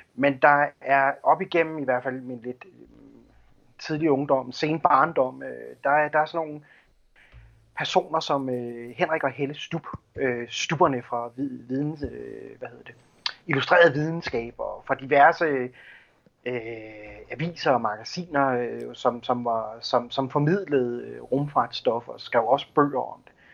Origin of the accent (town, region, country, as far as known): Denmark